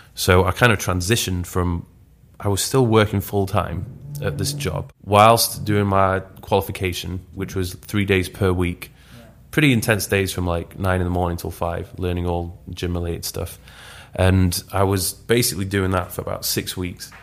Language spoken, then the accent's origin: English; Leeds, Yorkshire and the Humber, United Kingdom; moved away as an adult; also born or lived in Newcastle; I'm originally from Leeds